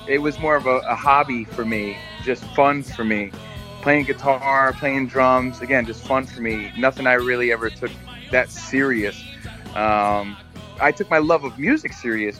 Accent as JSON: {"language": "English", "region": "New York", "country": "United States", "tie": "born or raised there", "also_born_or_lived": "New Jersey", "said": "I grew up in New York"}